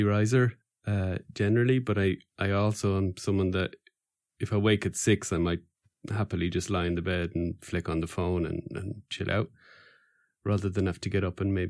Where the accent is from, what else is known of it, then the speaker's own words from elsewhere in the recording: Wales, United Kingdom; You know, I said, I'm from Wales.